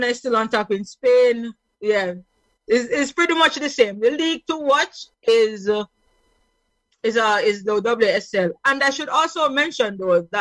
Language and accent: English; Jamaica; I'm a Jamaican